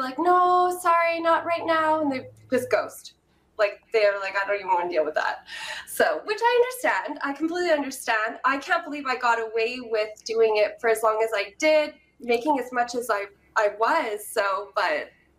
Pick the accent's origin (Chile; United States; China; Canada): Canada; I'm Canadian